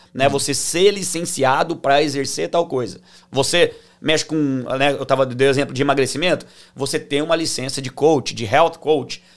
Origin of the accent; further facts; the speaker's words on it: Tupã, São Paulo, Brazil; now in Orlando, United States; eu sou de Tupã